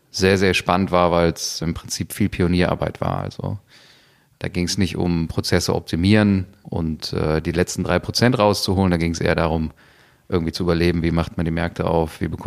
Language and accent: German; Cologne, North Rhine-Westphalia, Germany; born there; Ähm, ich bin äh, hier in Köln geboren, ähm, habe das im Pass stehen. Das hat für Kölner ja doch auch eine gewisse Bedeutung.